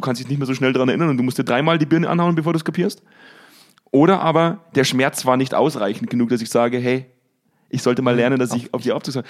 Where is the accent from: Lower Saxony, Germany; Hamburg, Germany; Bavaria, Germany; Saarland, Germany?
Bavaria, Germany; accent: Bavarian; now in North Rhine-Westphalia, Germany; Die meiste Zeit lebe ich ja eigentlich in, in, in Nordrhein-Westfalen. Das ist mir nicht erlaubt, dass ich meinen bayerischen Dialekt rauslasse